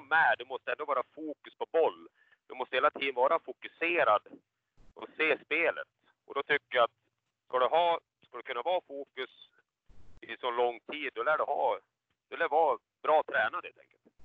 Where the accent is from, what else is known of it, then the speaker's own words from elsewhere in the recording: Falun, Dalarna County, Sweden; Jag är ju född i Falun